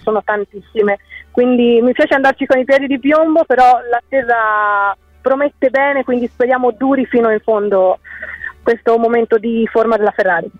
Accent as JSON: {"language": "Italian", "town": "Pistoia", "region": "Tuscany", "country": "Italy", "moved": "as an adult", "lives_now": "Bologna, Italy", "said": "sono di Pistoia, in ah, Toscana, ah. eh, però studio a Bologna"}